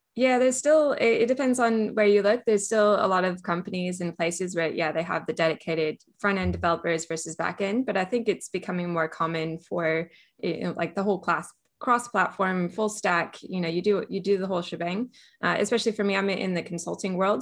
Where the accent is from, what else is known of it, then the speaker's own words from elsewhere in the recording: California, United States; moved away as an adult; also born or lived in Australia; now in Melbourne, Australia; I am originally from California, so I was born and raised in California, went to university there